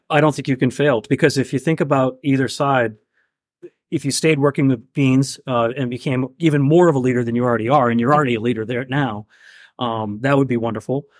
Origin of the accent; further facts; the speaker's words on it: Maine, United States; growing up in Maine, and my father was a hunter